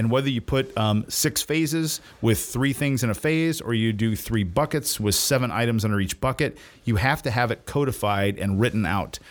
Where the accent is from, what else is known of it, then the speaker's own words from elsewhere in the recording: the South, United States; also born or lived in Indiana; I'm from the South